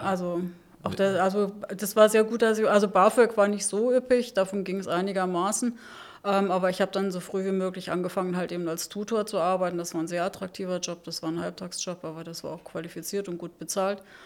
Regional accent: Saarland, Germany; accent: Saarland; moved away as an adult; now in Berlin, Germany; Ich bin geboren im Saarland. Ähm, und da im kleinen Dorf, sehr konservative Umgebung

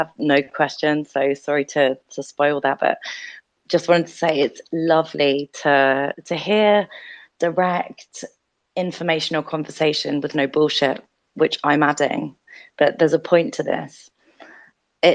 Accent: United Kingdom; I'm British and I'm a woman.

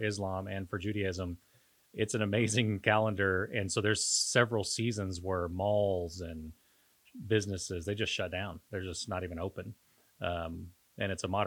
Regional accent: Costa Rica; also born or lived in Panama; now in Oklahoma, United States; when I grew up in Costa Rica

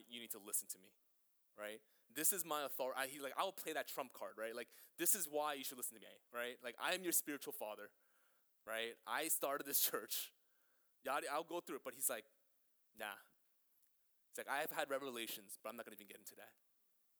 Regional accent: New York City, New York, United States; also born or lived in Greenpoint, Brooklyn; I grew up in Flushing my entire life, and now I live in Greenpoint

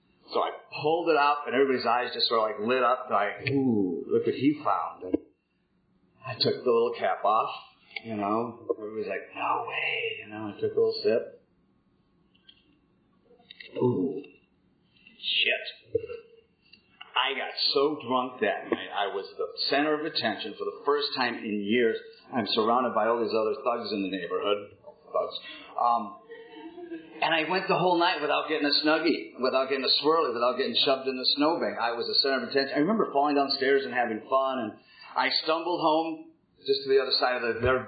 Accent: Minneapolis, Minnesota, United States; also born or lived in North Dakota; I was born in 1959 in Minneapolis, Minnesota, to a upper-middle-class family

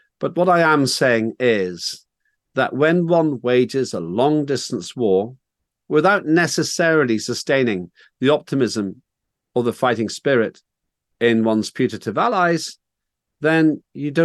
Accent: Northern Ireland, United Kingdom; I grew up in Northern Ireland

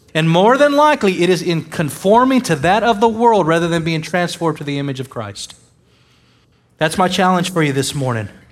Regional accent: United States; I am an American

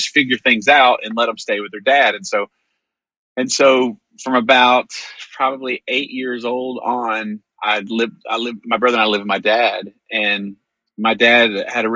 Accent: Greenville, Texas, United States; I grew up in Greenville, Texas

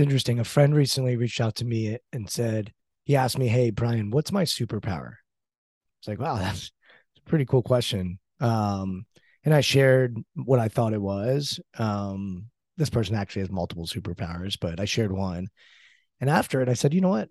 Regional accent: United States; I'm American, you know, brought up in the States.

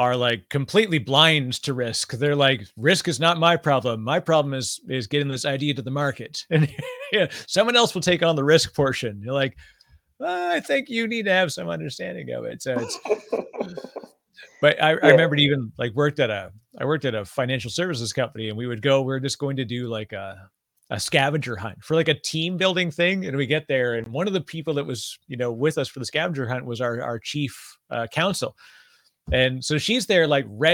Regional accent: Canada; I'm Canadian, so I say process instead of process

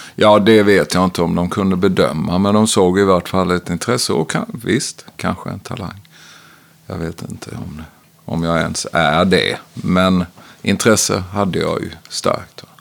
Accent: Växjö, Kronoberg County, Sweden; moved away as an adult; also born or lived in Stockholm / Austin / Ljungby; now in Oskarshamn, Sweden; Jag växte upp i ett brukssamhälle utanför Växjö

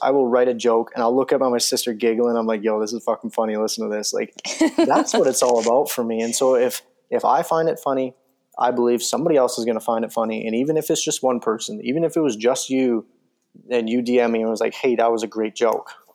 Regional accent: Calgary, Alberta, Canada; I live 20 minutes away from it.

